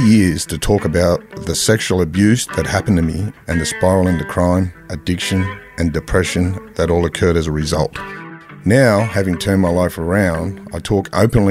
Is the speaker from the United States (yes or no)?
no; Sydney, New South Wales, Australia; I grew up in Mount Druitt.